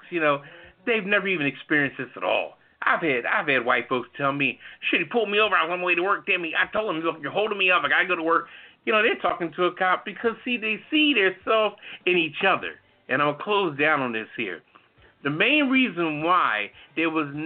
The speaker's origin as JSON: {"language": "English", "town": "New Haven", "region": "Connecticut", "country": "United States", "tie": "born or raised there", "said": "I was raised in New Haven"}